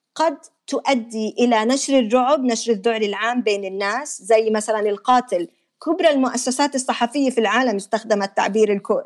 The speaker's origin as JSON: {"language": "Arabic", "country": "Jordan", "said": "عندنا بالاردن ما في نظام اتصال متماسك"}